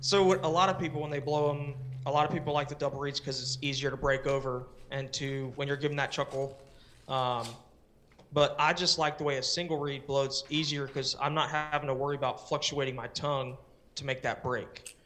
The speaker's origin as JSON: {"language": "English", "town": "Palm Bay", "region": "Florida", "country": "United States", "tie": "born or raised there", "also_born_or_lived": "West Melbourne, Florida / Japan", "moved": "as an adult", "said": "I was born and raised in Palm Bay, Florida, which is the same area. And then we moved to West Melbourne, and I lived there until I was eighteen"}